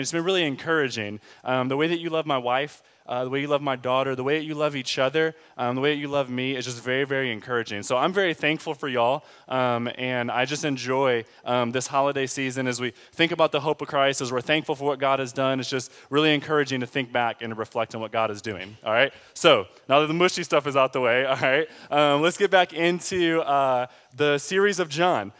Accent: Pontiac, Michigan, United States; now in Austin, United States; I'm from Pontiac, which is the tenth most dangerous city in America now.

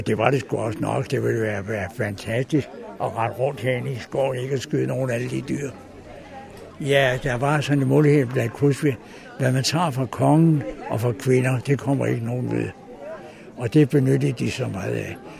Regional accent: Ejlstrup, Capital Region of Denmark, Denmark; jeg er barnefødt i Ejlstrup

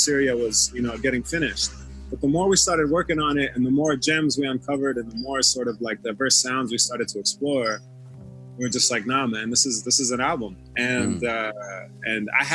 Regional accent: United States; now in Los Angeles, United States; We both have roots in Sham, but we're also, you know, American. We grew up here

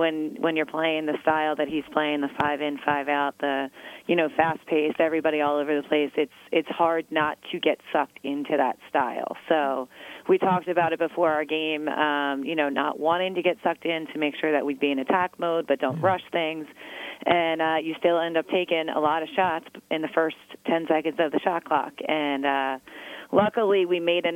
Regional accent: Philadelphia area, Pennsylvania, United States; also born or lived in Scranton, Pennsylvania; my hometown is in this area, kind of like Adrian just said. So I grew up in this area

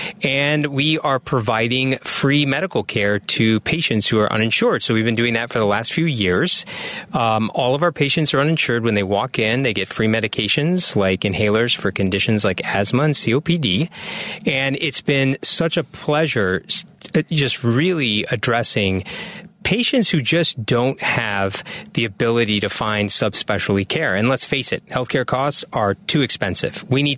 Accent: Bloomington, Illinois, United States; also born or lived in Peoria; So a son of an immigrant. Parents came from India, and I was born in Peoria, Illinois, and raised in Bloomington, Illinois.

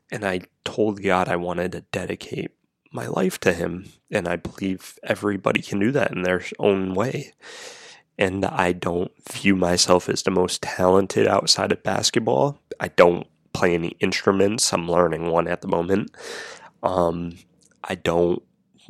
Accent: Rhode Island, United States; moved away as an adult; also born or lived in Florida; I moved from Florida back to my home state of Rhode Island to family.

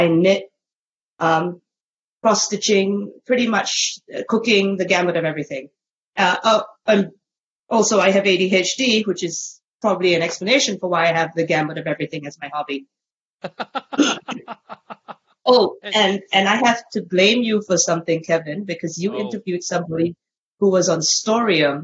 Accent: Singapore; now in Australia; I am a Singaporean lady who lives in Australia.

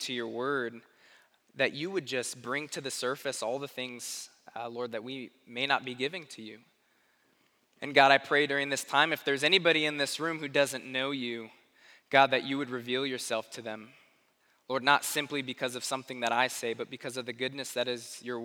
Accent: Tucson, Arizona, United States; now in Springfield; I grew up in Arizona, in Tucson, Arizona

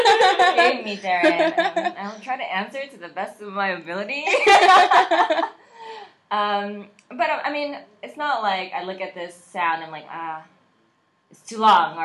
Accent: United States; I was born here in America, so my Korean is okay.

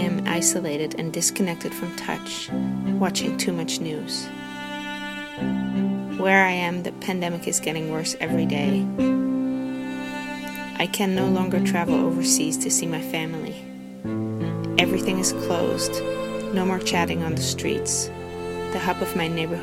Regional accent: Netherlands; also born or lived in Tofino, Canada / Cortes Island, Canada; now in Victoria, Canada; I am from the Netherlands where I was born and my family still lives

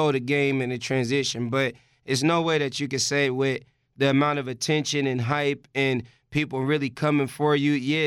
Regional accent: Vallejo, California, United States; I'm from Vallejo

